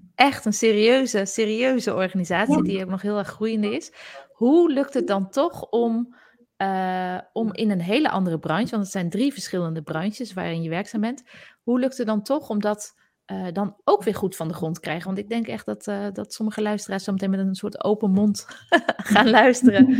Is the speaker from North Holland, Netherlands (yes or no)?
no; Zaltbommel, Gelderland, Netherlands; accent: soft G; first language Gronings; Want vroeger ben ik in Zaltbommel opgegroeid en leerde ik als eerste Gronings van mijn ouders